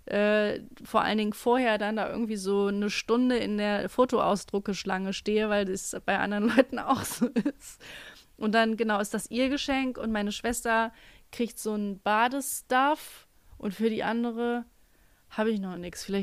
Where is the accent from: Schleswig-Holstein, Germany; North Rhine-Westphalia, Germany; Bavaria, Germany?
North Rhine-Westphalia, Germany; Wir kommen aus Nordrhein-Westfalen, das ist das so.